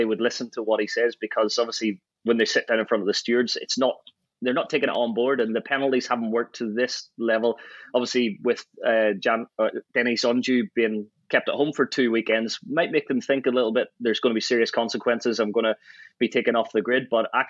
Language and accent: English; Ireland; I think because I grew up in Ireland and the road racing scene